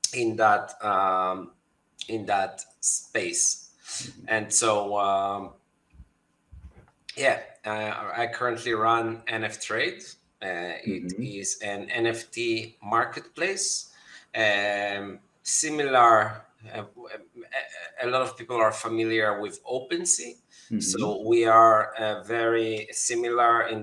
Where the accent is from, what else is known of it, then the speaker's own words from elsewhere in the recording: Tel Aviv, Tel Aviv District, Israel; I'm from Tel Aviv, Israel.